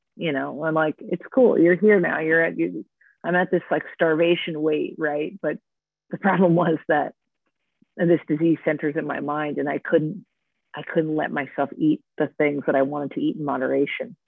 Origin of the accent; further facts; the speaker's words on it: Orange County, California, United States; moved away as an adult; also born or lived in New York; Growing up in Orange County, California, where everyone is a stick figure